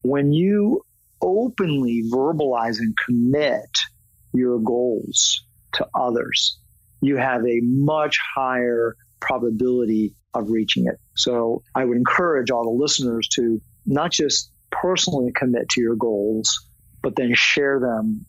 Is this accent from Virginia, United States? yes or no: yes; Tysons Corner, Virginia, United States; I grew up in Virginia, Northern Virginia